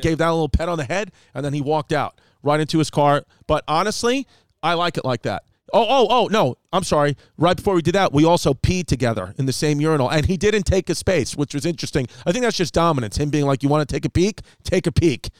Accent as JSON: {"language": "English", "country": "United States", "said": "I'm an American"}